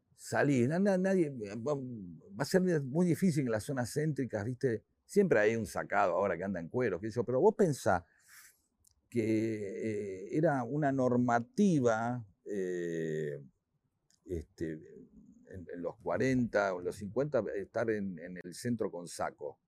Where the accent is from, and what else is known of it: Argentina